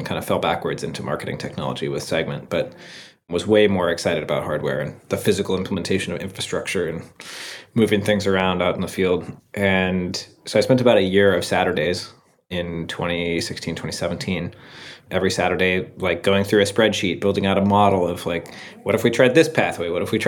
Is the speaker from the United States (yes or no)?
yes; Seattle, Washington, United States; moved away as an adult; I grew up in Seattle